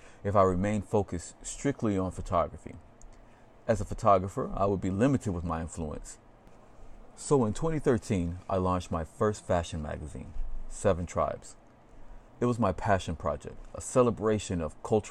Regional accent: Atlanta, Georgia, United States; moved away; I'm originally from Atlanta, Georgia

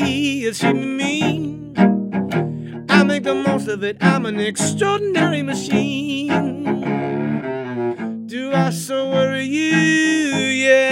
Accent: Kentucky, United States; all the multi-genre stuff that I grew up with here in Kentucky

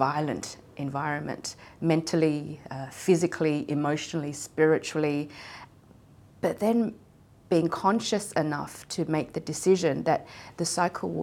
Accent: Australia; growing up in Australia

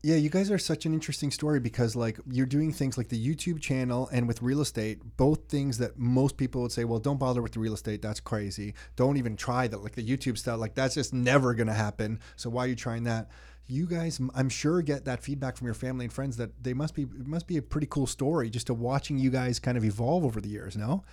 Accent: Mississauga, Ontario, Canada; I grew up in Mississauga around a lot of Italians

